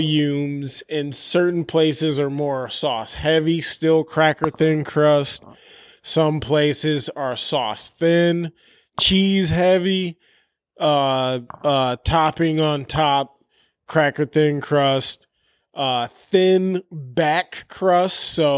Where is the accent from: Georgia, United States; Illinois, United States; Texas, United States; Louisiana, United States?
Illinois, United States; Chicago; I'm fucking from the South Side, bitch. Fucking Canaryville, holla, bitch.